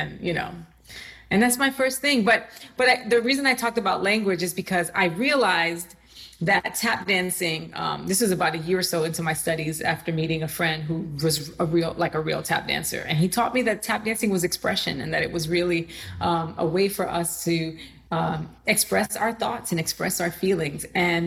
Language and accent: English; New York City, New York, United States; also born or lived in Puerto Rico; I am from the Bronx. I'm a New Yorker, and I grew up in Puerto Rico for about 6 years, my formative years when I was 9 to 15.